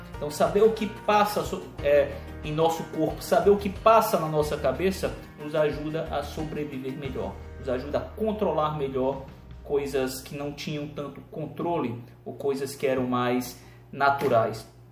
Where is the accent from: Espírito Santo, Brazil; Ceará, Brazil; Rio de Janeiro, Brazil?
Ceará, Brazil; sou cearense